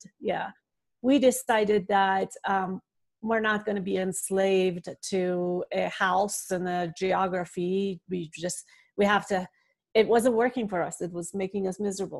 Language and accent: English; Iran; I was born and raised in the Middle East. I uh, grew up in Iran.